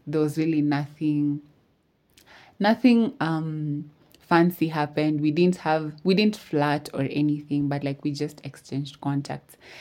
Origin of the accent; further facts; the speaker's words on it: Eldoret, Uasin Gishu County, Kenya; I'm from Eldoret.